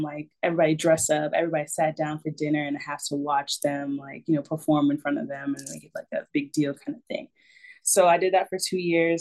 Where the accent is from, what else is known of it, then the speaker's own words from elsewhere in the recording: Raleigh, North Carolina, United States; my hometown